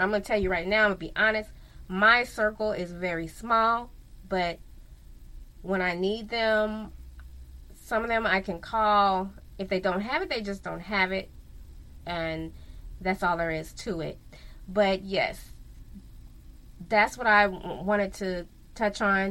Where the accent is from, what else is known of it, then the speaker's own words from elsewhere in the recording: Missouri, United States; I am from Missouri. I was born and raised